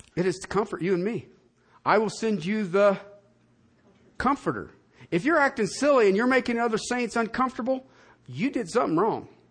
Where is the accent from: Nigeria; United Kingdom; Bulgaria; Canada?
United Kingdom; southern England; moved away; I was from Southern England